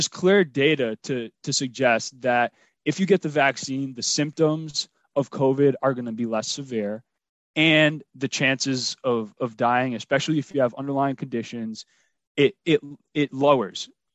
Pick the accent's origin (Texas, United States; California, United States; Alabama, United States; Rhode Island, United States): Rhode Island, United States; I'm from Rhode Island